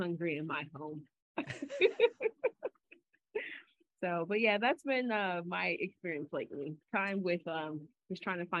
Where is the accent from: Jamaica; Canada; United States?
Jamaica; You know I'm a Jamaican.